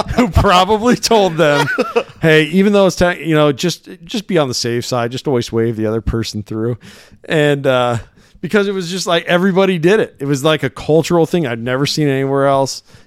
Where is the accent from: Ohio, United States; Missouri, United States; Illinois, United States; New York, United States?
Illinois, United States; Illinois side, United States; also born or lived in Davenport, Iowa; I grew up nearby in the Quad City area. but on the Illinois side of the river.